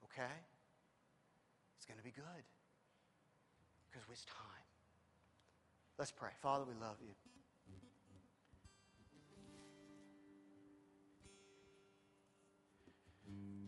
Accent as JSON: {"language": "English", "region": "Midwest", "country": "United States", "moved": "yes", "said": "I'm not from here. I'm from the Midwest"}